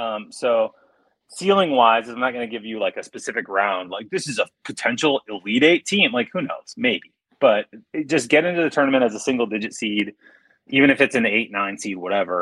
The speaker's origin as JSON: {"language": "English", "region": "Iowa", "country": "United States", "tie": "born or raised there", "said": "like a Catholic school, grade school gym that like I grew up in playing in Iowa."}